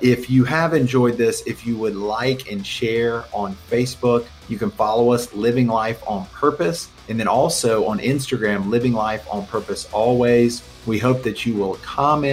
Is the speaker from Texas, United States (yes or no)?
no; Atlanta, Georgia, United States; I grew up in Atlanta, and I actually went to high school with his son, Josh.